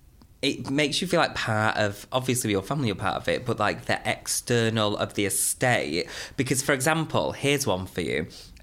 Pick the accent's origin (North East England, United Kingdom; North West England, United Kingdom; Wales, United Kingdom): North West England, United Kingdom; Denton; moved away; Yep, I hail all the way from Manchester.